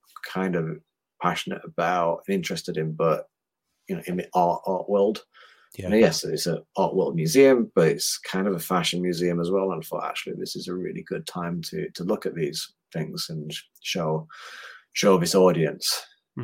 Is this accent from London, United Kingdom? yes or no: no; Huddersfield, Yorkshire and the Humber, United Kingdom; moved away as an adult; also born or lived in Australia / Sweden; in my hometown, you know, the university there is brilliant for textiles, for so much innovation